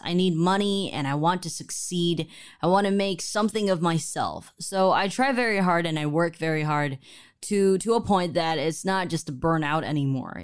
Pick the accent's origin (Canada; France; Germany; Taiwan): Taiwan; moved away; Growing up in Taiwan